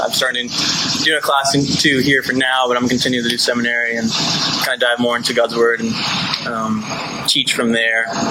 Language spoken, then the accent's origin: English; Springfield, Virginia, United States; I grew up kind of near here, 30 minutes from here-ish in Springfield, so in Fairfax